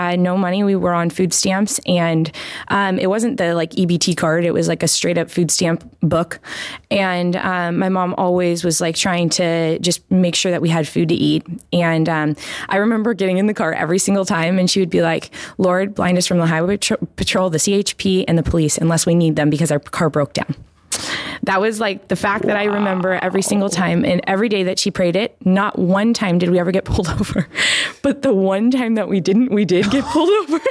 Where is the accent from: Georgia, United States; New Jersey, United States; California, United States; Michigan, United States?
California, United States; Placerville; moved away; also born or lived in Sacramento / Mexico; I was born in Sacramento, raised in Placerville